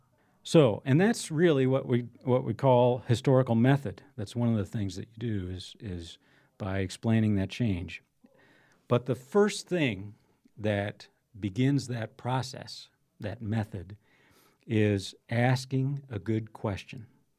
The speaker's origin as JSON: {"language": "English", "town": "De Smet", "region": "South Dakota", "country": "United States", "tie": "born or raised there", "said": "I grew up here in South Dakota, one of the South Dakota's more historical towns, DeSmet. Graduated from high school there, went to SDSU, and then went in the Air Force."}